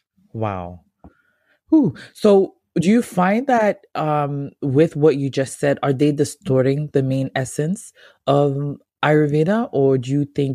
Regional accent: Ghana; me being a Ghanaian

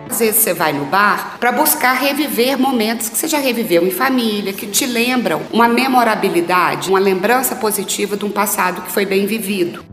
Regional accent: Manhumirim, Minas Gerais, Brazil; moved away as an adult; now in Belo Horizonte, Brazil; Eu vim para Belo Horizonte há, há 20 anos, né? Eu sou natural de Manhumirim

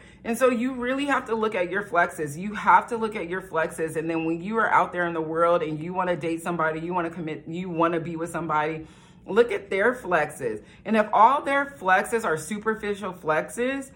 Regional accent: United States; I'm black from America

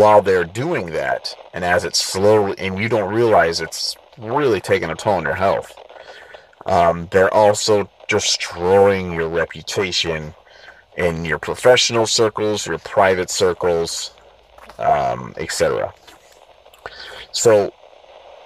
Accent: San Diego, California, United States; born or raised there

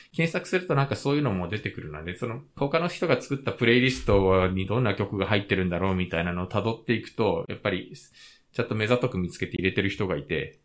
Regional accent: Japan; moved away; also born or lived in South Korea; 日本生まれ韓国在住経験あり

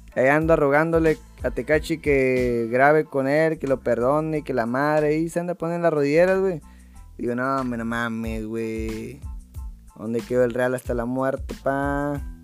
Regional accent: Valle Hermoso, Tamaulipas, Mexico; somos de México

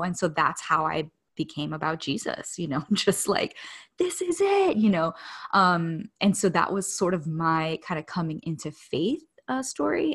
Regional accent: Miami, Florida, United States; moved away; I grew up in Miami

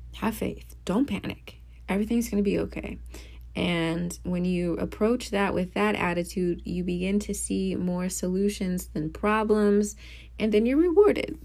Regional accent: Midwest, United States; now in New Orleans, United States; I grew up in the Midwest.

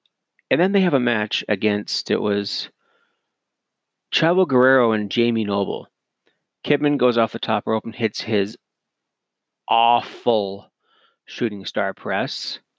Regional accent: Cannington, Ontario, Canada; my hometown-ish of Toronto. I say ish because nobody's ever heard of Cannington, Ontario, where I'm originally from. So I just say Toronto.

